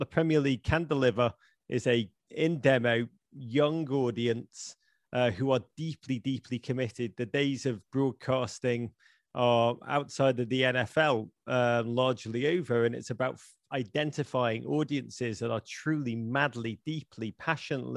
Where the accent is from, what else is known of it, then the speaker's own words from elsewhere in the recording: Liverpool, North West England, United Kingdom; moved away as an adult; now in United States; I'm a boy from Liverpool who came to America in the early 1990s